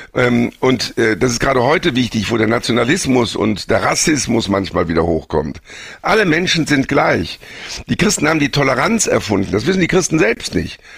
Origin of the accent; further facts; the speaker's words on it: Germany; Wir als Deutsche